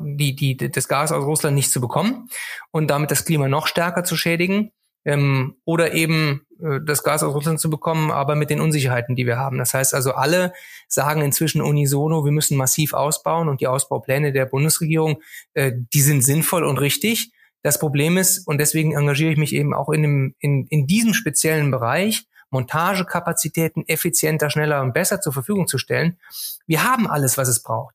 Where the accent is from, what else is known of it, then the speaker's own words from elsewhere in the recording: Cologne, North Rhine-Westphalia, Germany; als Kölner tut es mir sehr, sehr weh